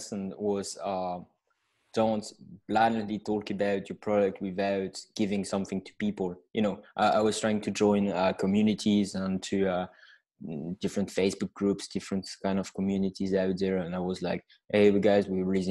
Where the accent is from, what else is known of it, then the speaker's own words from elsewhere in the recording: France; accent: French; English is a second language; I'm hailing from France with my accent.